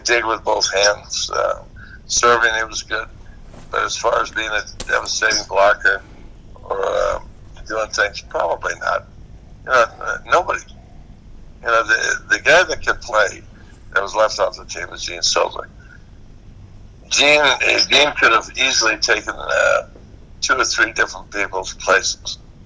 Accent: Hawaii, United States; we're both Hawaiian

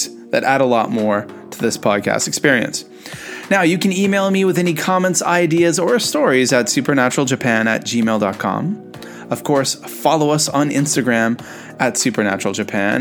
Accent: Canada; I'm a Canadian

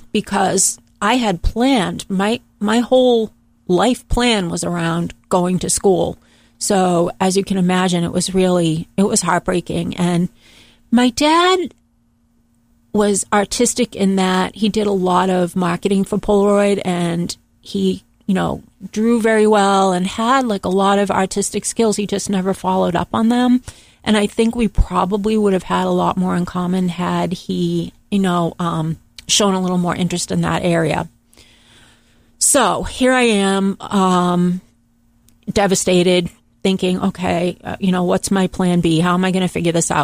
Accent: Boston, Massachusetts, United States; I'm from Boston, Massachusetts, and I am the oldest of three children, the only girl. And I grew up in a very modest family background

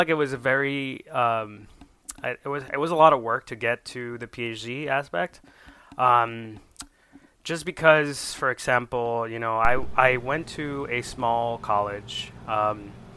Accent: Isabela, Puerto Rico; moved away as an adult; also born or lived in Ohio / Toledo, Ohio; I am from Puerto Rico, from the home, my hometown is Isabela.

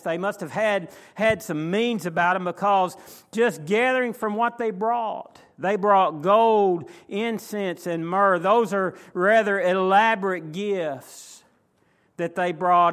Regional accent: McKinney, Texas, United States; I was raised in McKinney

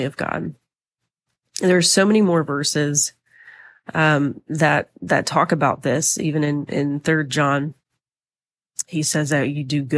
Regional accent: the South, United States; I'm from the South, been here my whole life

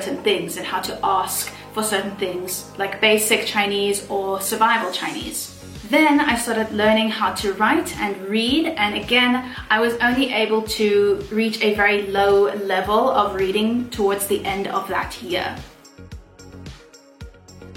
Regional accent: South Africa; moved away as an adult; now in Shenzhen, China; I then flew back to my home country of South Africa

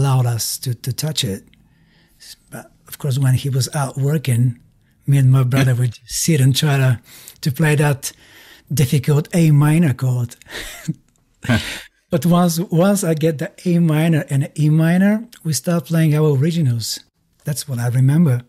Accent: Kazanlak, Stara Zagora Province, Bulgaria; English is a second language; moved away as an adult; also born or lived in Norway; I'm from Bulgaria. I grew up in a small city called Kazanlık

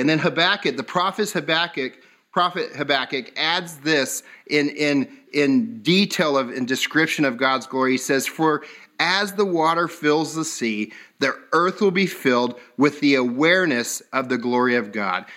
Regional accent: Southern California, United States; I grew up in California, so this is Southern California

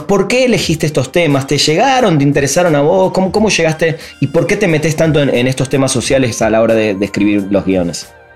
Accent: Argentina

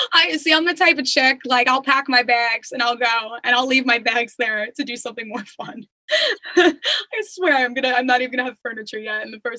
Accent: Long Island, New York, United States; Since we're both from Long Island, I wouldn't mind meeting here.

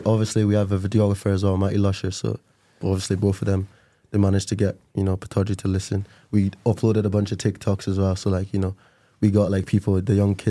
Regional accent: Nigeria; moved away; I'm Nigerian, so is he. We're both Nigerian boys.

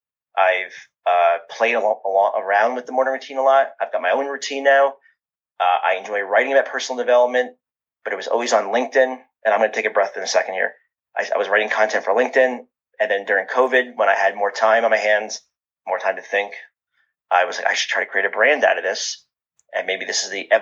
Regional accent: New Jersey, United States; I'm from New Jersey

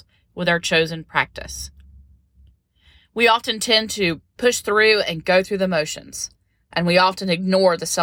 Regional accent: North Carolina, United States; I've lived here my whole life and never been. It was such an amazing adventure to do something I'd never done in my home state.

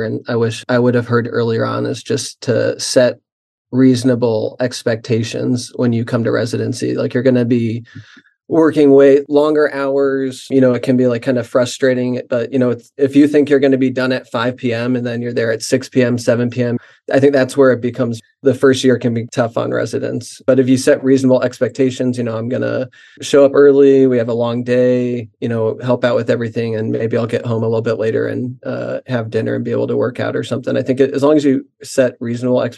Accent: Indiana, United States; moved away as an adult; also born or lived in Boston; now in Chicago, United States; I'm from Indiana

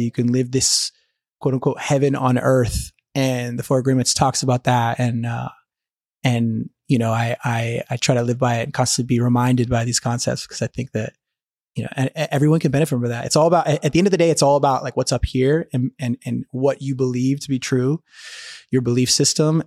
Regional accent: Atlanta, Georgia, United States; first language English; moved away as an adult; also born or lived in Argentina; I'm from Atlanta, Georgia. Grew up in the States, uh, first language is English

